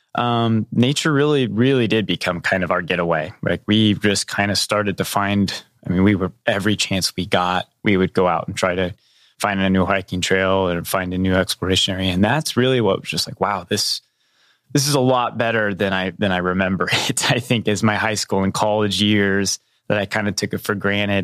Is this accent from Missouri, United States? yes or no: yes; southwest Missouri, United States; I grew up in a little tiny town just, uh, just north of the border in Missouri, in southwest Missouri